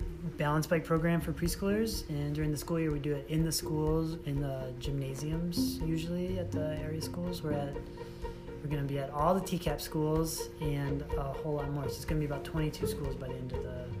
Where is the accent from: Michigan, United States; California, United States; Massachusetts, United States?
Michigan, United States; Maybee; moved away as an adult; also born or lived in Seattle, Washington / Thailand / Kalamazoo, Michigan; now in Traverse City, United States; Grew up in Maybee, Michigan.